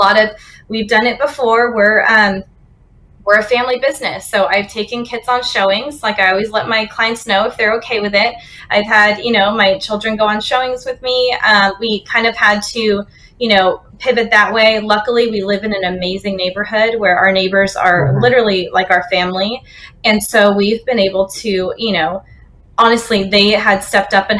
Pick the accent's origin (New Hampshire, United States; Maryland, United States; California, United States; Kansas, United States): California, United States; Northern; now in Austin, United States; we're actually originally from California, Northern California